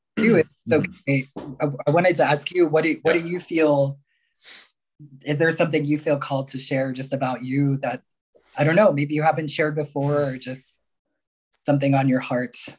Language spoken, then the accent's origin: English; New York area, United States; also born or lived in Mexico; I was born in Mexico, um, and uh, both, well, my one biological parent died when I was very young. Another was deemed unfit, and so I was um, adopted, taken into the United States, and uh, was raised mostly in the New York area